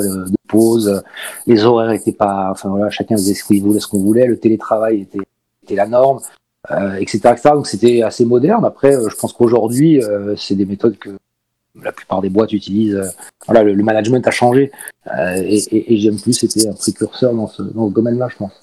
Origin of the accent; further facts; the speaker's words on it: Paris, Île-de-France, France; moved away as an adult; now in Marseille, France; Je suis originaire de Paris, mais je suis venu faire mes études à l'âge de 18 ans euh, dans, cette belle région et je suis jamais reparti